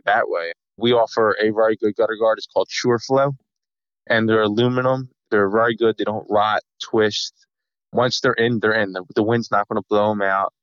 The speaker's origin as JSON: {"language": "English", "region": "New Jersey", "country": "United States", "said": "We're from South Jersey"}